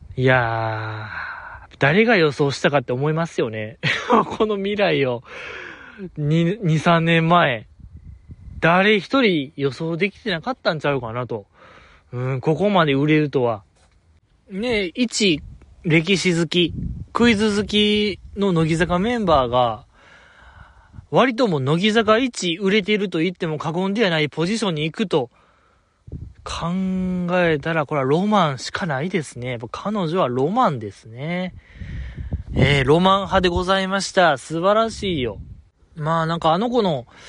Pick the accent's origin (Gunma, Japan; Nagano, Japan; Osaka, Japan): Osaka, Japan; 大阪府民ですから